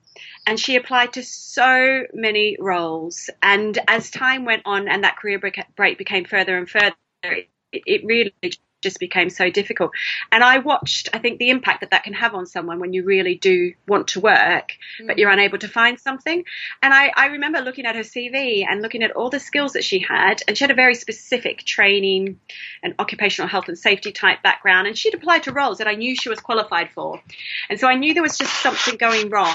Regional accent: Melbourne, Victoria, Australia; moved away; I'm sure you can hear the accent. I'm originally from Melbourne in Australia.

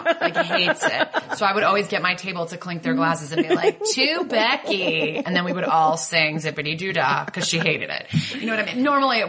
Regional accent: Connecticut, United States; when I was 13 from Connecticut

